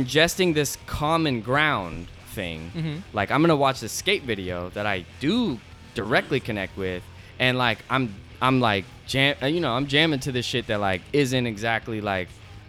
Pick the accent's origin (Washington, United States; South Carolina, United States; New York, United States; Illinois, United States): Washington, United States; Seattle; moved away; I grew up in South Seattle in Seattle, and Beacon Hill is a predominantly like it's a very diverse neighborhood, and actually known for its diversity, but it's like predominantly like Asian and Black, and then there's like everything.